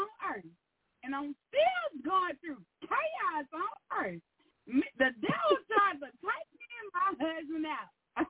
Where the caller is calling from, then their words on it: Arkansas, United States; from Arkansas.